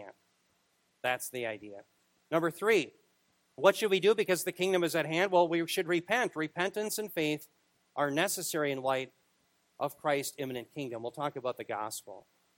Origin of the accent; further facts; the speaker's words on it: Minneapolis, Minnesota, United States; I was born in Minneapolis